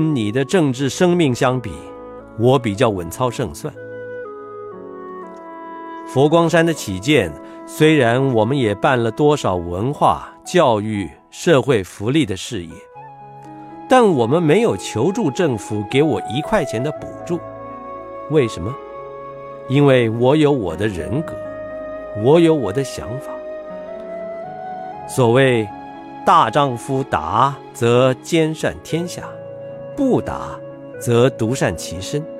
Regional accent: China; 我曾坦诚地说，我是中国人，因为我是哪里人是改不了的。但每当我说我是中国人，总有人批评我不对。那么我不是中国人，我是哪一国人呢？

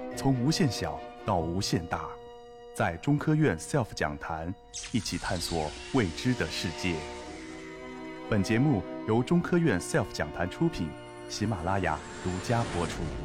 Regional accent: China; 我们内地

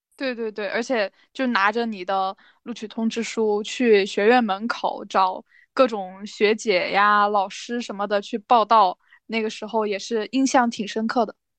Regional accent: Chongqing, China; moved away as an adult; also born or lived in Shanghai; 我老家是重庆的

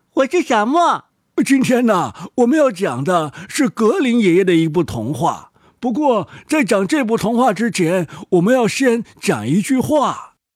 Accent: China; 我们中国人会把他们放在一起

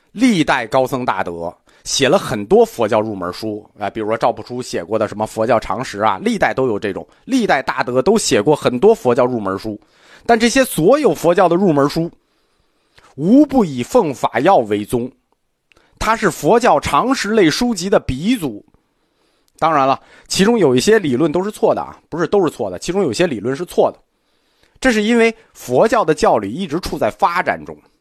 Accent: China; 我们中国人传统的世界观

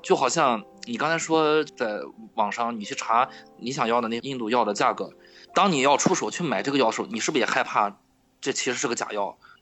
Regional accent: Qingdao, Shandong, China; 我从小在疗养院长大的。我为什么叫…？…就是青岛这边儿一个地名

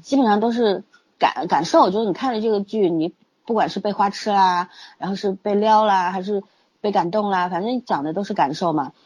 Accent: China; 我们中国人都是过两次新年的嘛

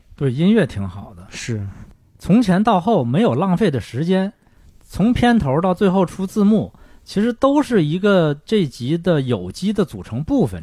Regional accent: Shenyang, Liaoning, China; moved away; 因为我是沈阳人

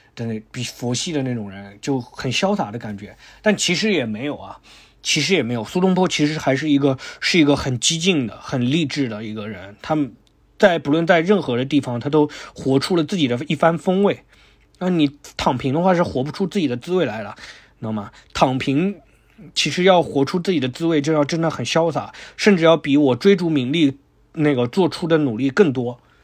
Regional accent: hometown shared with Shen Congwen, Miao, Hunan, China; 我最喜欢的人，是我老家的，嗯，是我那个，是我同族的，苗族的最大的文坛那个，就是沈从文

